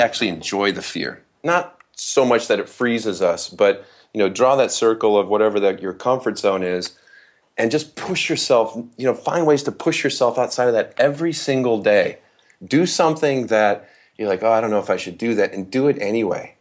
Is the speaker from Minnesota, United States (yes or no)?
no; Holland, Michigan, United States; I was raised in West Michigan